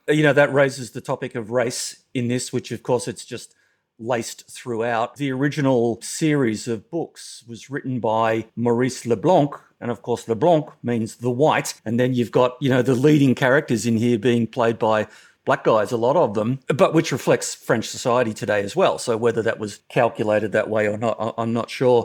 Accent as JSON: {"language": "English", "country": "Australia", "said": "as an Australian"}